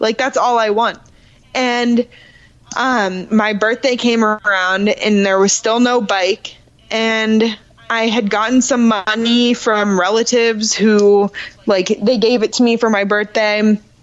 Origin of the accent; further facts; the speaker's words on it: Orlando, Florida, United States; I grew up in Orlando and I grew up riding horses